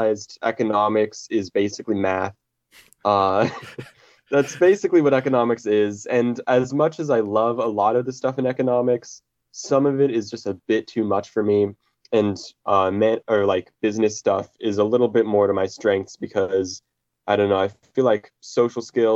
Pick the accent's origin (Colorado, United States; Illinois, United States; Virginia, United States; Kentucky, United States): Colorado, United States; now in Minneapolis, United States; I'm born and raised in Colorado, but I'm living in Minnesota right now